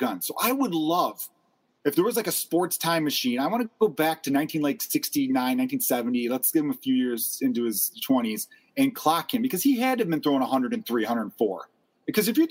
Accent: Chicago, Illinois, United States; growing up in Chicago my whole life

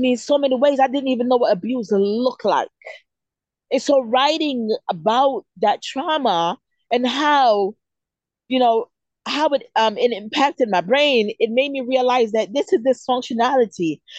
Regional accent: Jamaica; moved away; Growing up in Jamaica as a little girl, I grew up in a place where it was war every day

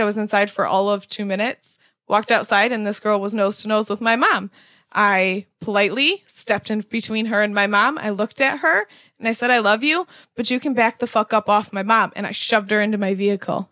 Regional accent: Grand Rapids, Michigan, United States; I am from Grand Rapids

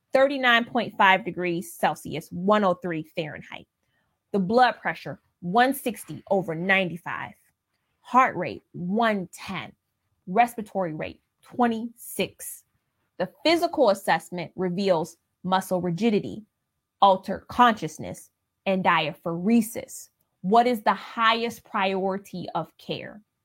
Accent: Ohio, United States; I'm from Ohio in the Midwest

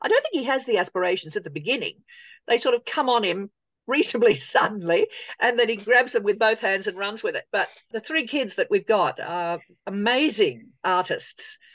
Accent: Sydney, New South Wales, Australia; I grew up in Sydney going to see all the old musicals.

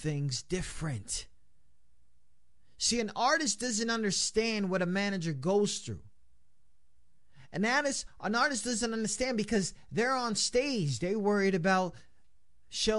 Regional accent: New York, United States; we're from New York

